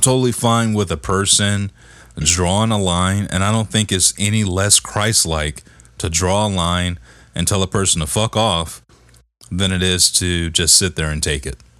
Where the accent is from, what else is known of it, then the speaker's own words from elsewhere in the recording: Detroit, Michigan, United States; I'm from Detroit, man. I'm from the D